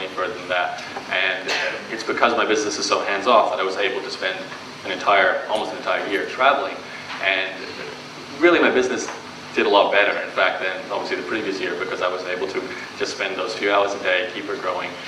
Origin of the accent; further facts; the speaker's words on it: Brisbane, Queensland, Australia; So I am born and raised in Brisbane, so if you ask me any questions about Australia, I'll know the answer to them.